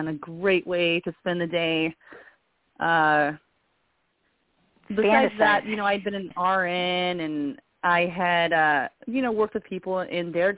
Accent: California, United States; moved away as an adult; also born or lived in Missouri; I had actually been born and raised in California

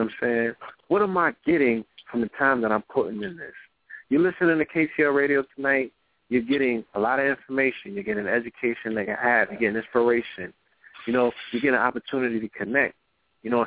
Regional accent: New York City, New York, United States; I was born in the Bronx

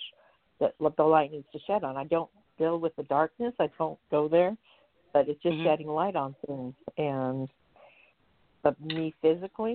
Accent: Utah, United States; also born or lived in Alaska; I'm from Utah, but I'm presently up in Alaska.

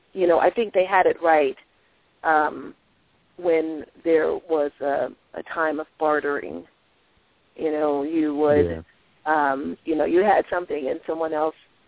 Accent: Washington, District of Columbia, United States; I grew up in Washington, D.C.

